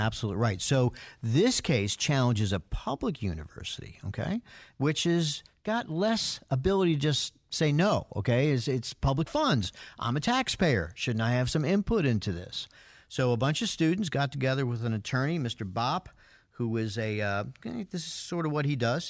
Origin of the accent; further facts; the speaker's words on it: New York, United States; moved away; I'm from New York. I'm a Yankee fan